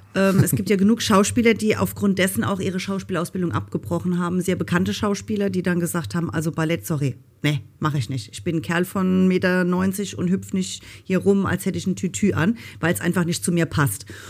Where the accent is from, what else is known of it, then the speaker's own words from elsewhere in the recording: Rhineland-Palatinate, Germany; ich komme ja aus Rheinland-Pfalz. Und ähm, eigentlich hört man das auch und ich versuche immer, mich zu bemühen, einigermaßen Hochdeutsch zu reden